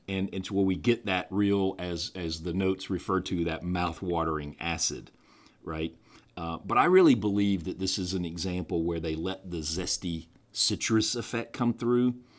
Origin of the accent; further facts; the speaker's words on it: the American South, United States; being a Southerner